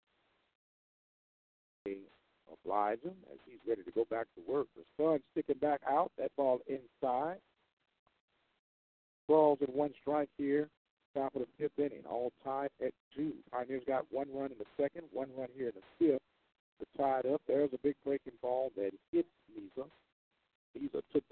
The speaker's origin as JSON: {"language": "English", "town": "St. Louis", "region": "Missouri", "country": "United States", "said": "I'm from St. Louis, Missouri"}